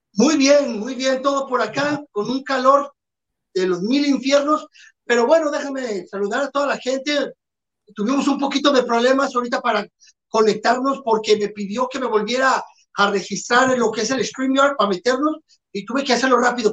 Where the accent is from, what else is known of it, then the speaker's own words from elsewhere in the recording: Mexico; somos mexicanos